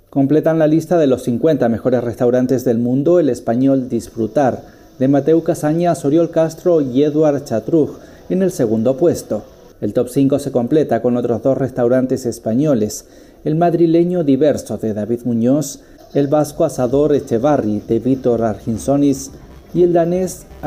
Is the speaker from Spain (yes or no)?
no; Peru; lo que somos, quiénes somos como peruanos.